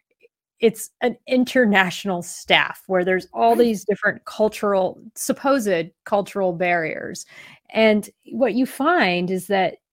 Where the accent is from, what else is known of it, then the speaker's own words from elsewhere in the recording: United States; as an American